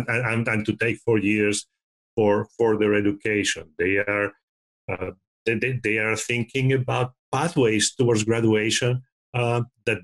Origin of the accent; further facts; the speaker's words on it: Spain; now in United States; I'm originally from Spain